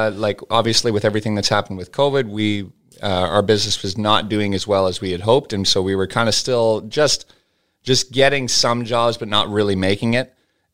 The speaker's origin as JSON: {"language": "English", "town": "Dawson Creek", "region": "British Columbia", "country": "Canada", "said": "Yeah, well, I'm from Dawson Creek, BC."}